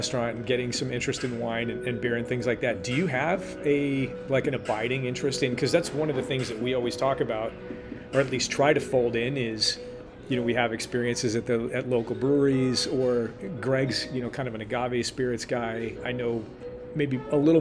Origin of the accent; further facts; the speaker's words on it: Southern California, United States; also born or lived in Chicago, Illinois / Florida / Arizona; I've lived in Southern California most of my life